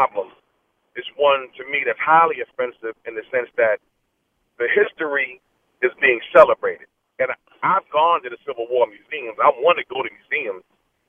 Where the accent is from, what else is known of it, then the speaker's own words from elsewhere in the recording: New York City, New York, United States; moved away as an adult; now in Richmond, United States; I'm from Queens originally. I retired from the sanitation and moved down to Richmond. So I'm going to always be … even though I live in Richmond. It's just hard to get the New York out of me. You know, I'm one who feels, and I'm black.